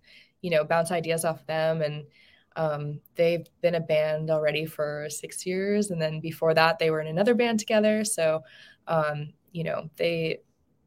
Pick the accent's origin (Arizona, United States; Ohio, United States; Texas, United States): Arizona, United States; Tucson; where I grew up is in Tucson, Arizona